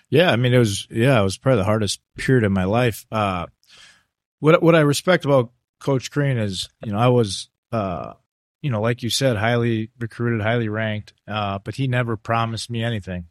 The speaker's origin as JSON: {"language": "English", "country": "United States", "also_born_or_lived": "Italy", "said": "I'm American"}